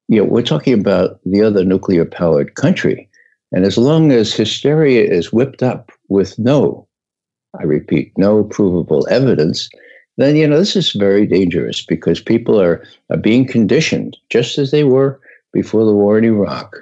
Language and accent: English; New York, United States; I'm from New York.